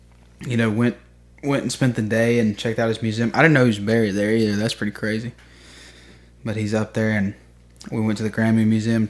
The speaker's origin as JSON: {"language": "English", "town": "Jackson", "region": "Mississippi", "country": "United States", "said": "I say Jackson, Mississippi"}